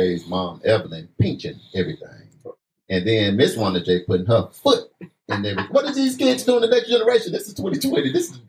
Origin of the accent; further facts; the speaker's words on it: Arkansas, United States; now in Oklahoma, United States; y'all know I'm from Arkansas. Representing them Razorbacks don't hate.